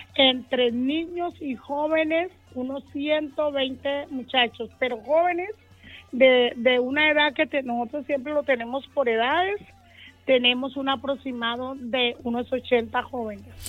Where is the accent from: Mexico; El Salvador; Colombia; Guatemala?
Colombia; Magüí Payán, Nariño; now in Cali, Colombia; Yo llegué de, ajá, de Maguipayán, del municipio, municipio de Nariño, Maguipayán